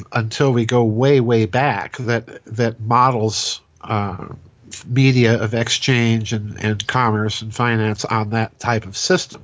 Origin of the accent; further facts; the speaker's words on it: South Dakota, United States; I'm a hack from South Dakota